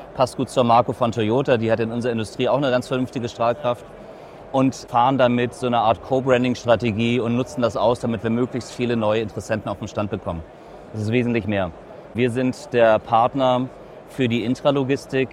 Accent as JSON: {"language": "German", "region": "Hamburg", "country": "Germany", "tie": "born or raised there", "said": "Als geborener Hamburger"}